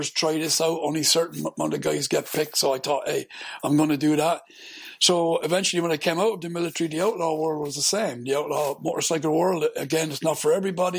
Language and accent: English; Ireland; I'm Irish, so I was born and raised Catholic